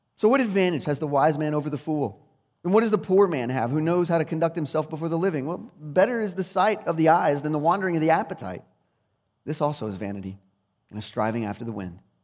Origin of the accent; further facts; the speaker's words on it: United States; as English speakers, and especially as twenty-first century Americans